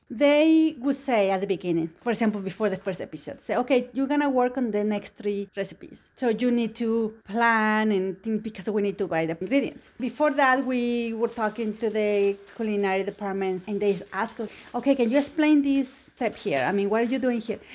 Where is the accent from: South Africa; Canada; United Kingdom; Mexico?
Mexico; English is a second language; now in United States; I'm an immigrant. I came from Mexico